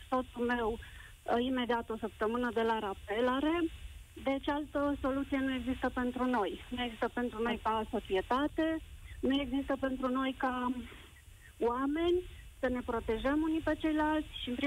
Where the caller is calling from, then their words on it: Brașov, Brașov County, Romania; la școala fetiței mele nu a fost niciun caz confirmat, vă sunt din Brașov.